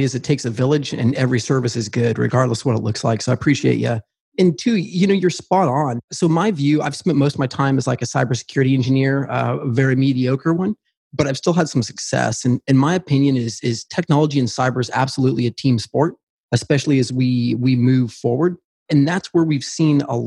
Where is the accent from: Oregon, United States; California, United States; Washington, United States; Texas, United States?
Oregon, United States; I grew up on a farm. I'm a redneck from Oregon